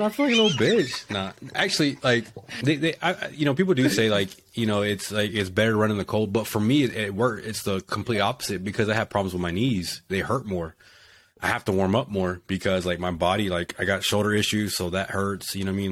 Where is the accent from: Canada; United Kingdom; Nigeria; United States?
United States; Texas; moved away as an adult; also born or lived in South Dakota; I'm from Texas and I get stationed in South Dakota.